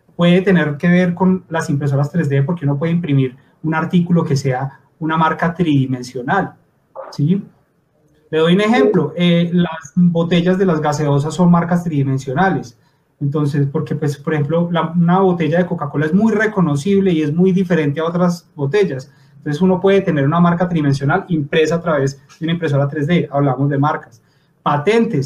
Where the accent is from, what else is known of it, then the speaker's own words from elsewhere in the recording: Pereira, Risaralda, Colombia; moved away as an adult; now in Bogotá, Colombia; yo soy de Pereira, del colegio de, Camilo, eh, vivo en Bogotá desde hace ya más de 10 años